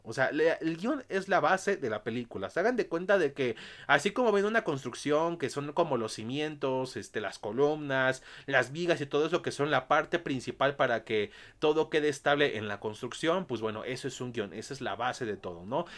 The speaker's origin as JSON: {"language": "Spanish", "country": "Mexico", "said": "aquí en mi país, México"}